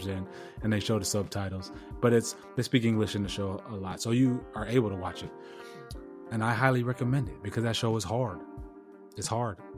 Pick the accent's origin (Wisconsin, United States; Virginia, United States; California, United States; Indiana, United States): California, United States; San Diego; moved away; Born and raised in San Diego